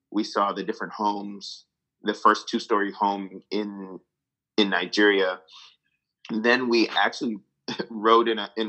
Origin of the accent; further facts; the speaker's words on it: Greece; yeah, we're, we're all Greek and we're all from Imos